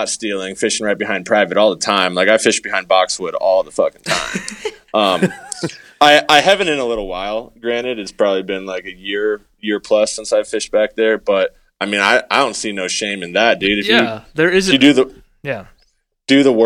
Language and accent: English; New Hampshire, United States; moved away as an adult; now in Colorado, United States; I grew up in New Hampshire, and I grew up bass fishing as a kid